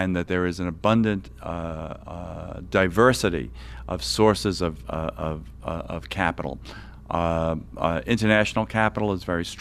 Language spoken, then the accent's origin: English; New York City, New York, United States; the Atlantic Yards development in Brooklyn, New York, my hometown.